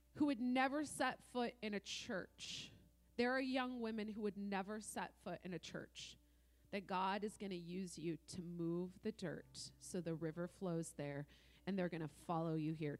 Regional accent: Oregon, United States; I'm from Oregon

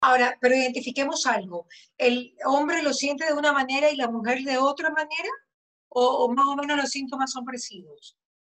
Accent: Manabí, Ecuador; now in Guayaquil, Ecuador; Los manavitas también somos así

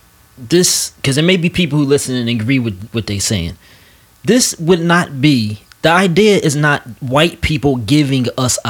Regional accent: United States; being an American black person

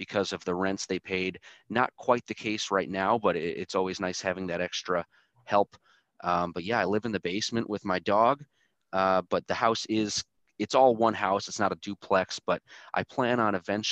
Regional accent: Michigan, United States; I was born and raised here in Michigan, haven't left

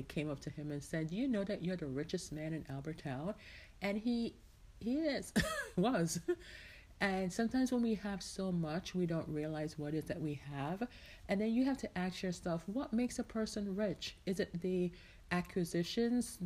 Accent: Jamaica; now in United States; I was born and raised in Jamaica, right? But I spent the majority of my life in the United States.

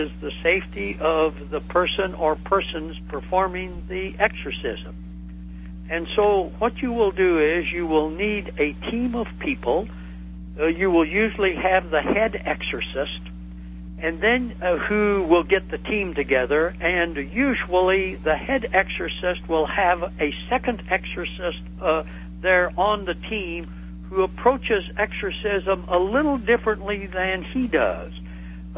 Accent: the Ozarks of southwestern Missouri, United States; I come from the Ozarks of southwestern Missouri, and I grew up in the Bible

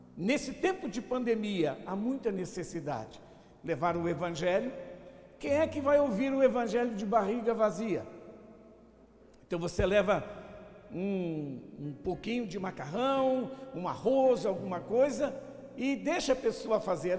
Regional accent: São Paulo, Brazil; moved away as an adult; also born or lived in Alagoas / Northeast Brazil; eu sou alagoano, nasci lá em Alagoas, vim pequeno para São Paulo e depois, já de vinte e poucos anos, voltei para trabalhar no Nordeste

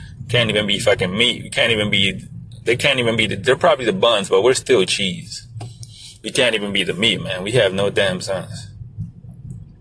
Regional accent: United States; I am American, not born in America, but raised in America

